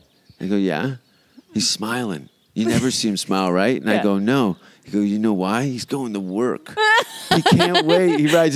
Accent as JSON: {"language": "English", "town": "Hamilton", "region": "Ontario", "country": "Canada", "tie": "born or raised there", "moved": "yes", "said": "my hometown of Hamilton."}